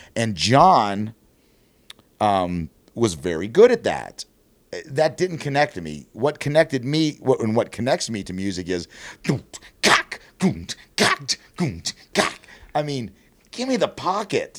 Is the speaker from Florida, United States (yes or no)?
no; outside of Pittsburgh, Pennsylvania, United States; moved away as an adult; now in Columbus, United States; I grew up outside of Pittsburgh.